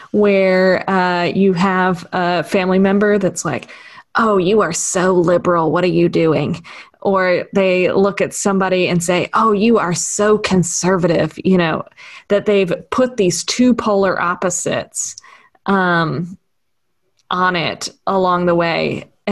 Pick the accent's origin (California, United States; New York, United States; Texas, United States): Texas, United States; I was born in Texas, and so I would call myself, and then went back there for college, so I would call myself a Texan